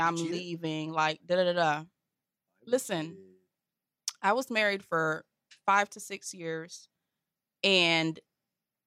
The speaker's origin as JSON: {"language": "English", "town": "Lake Worth", "region": "Florida", "country": "United States", "said": "I'm from Lake Worth"}